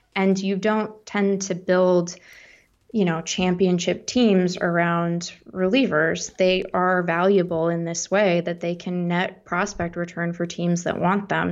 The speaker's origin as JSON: {"language": "English", "town": "Seattle", "region": "Washington", "country": "United States", "tie": "born or raised there", "also_born_or_lived": "East Coast / Midwest", "moved": "as an adult", "said": "I grew up in Seattle."}